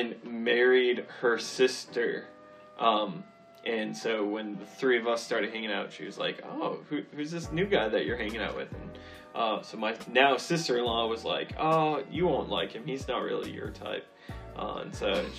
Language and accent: English; southern New Hampshire, United States; moved away as an adult; also born or lived in Fairfield, Connecticut; I grew up in southern New Hampshire